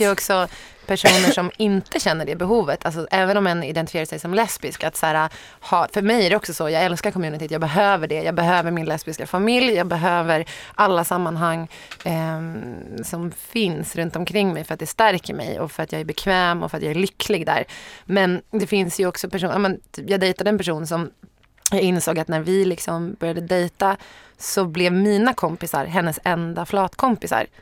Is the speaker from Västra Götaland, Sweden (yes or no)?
no; Sorunda, Stockholm County, Sweden; Sorunda, där jag växte upp.